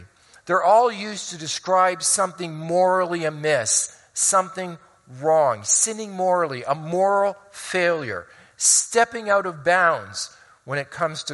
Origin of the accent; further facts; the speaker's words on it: Hamilton, Ontario, Canada; moved away; also born or lived in Oneida Township / Colorado Springs; I grew up for 10 years in Hamilton on the mountain before we moved out to Oneida Township